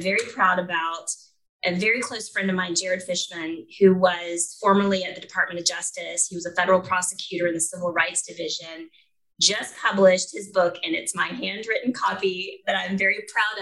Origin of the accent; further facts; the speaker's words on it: Atlanta, Georgia, United States; accent: Southern; I'm from Atlanta, Georgia. And my mother, I'm very close to, is from South Carolina, Greenville, South Carolina. And so it comes out every once in a while, my Southern accent.